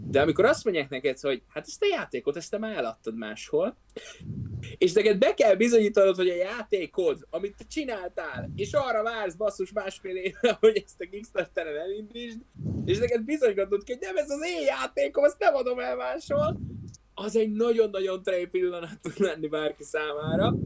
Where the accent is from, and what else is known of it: Hungary